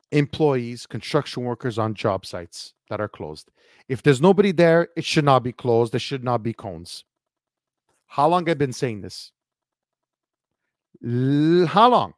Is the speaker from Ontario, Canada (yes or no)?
no; Montreal, Quebec, Canada; I come from Montreal, Quebec